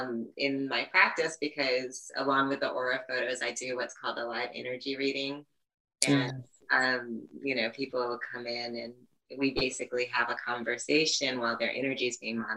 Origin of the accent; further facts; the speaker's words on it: New York City, New York, United States; I was born and raised in the Bronx, New York